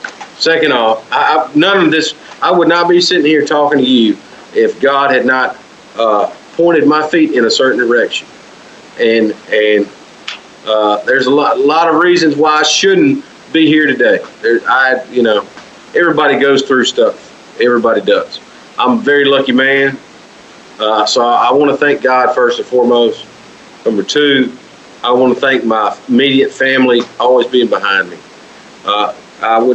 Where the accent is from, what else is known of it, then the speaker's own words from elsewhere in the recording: Clarksdale, Mississippi, United States; now in West Helena, United States; Clarksville, Mississippi, the home, my hometown where I was born and raised.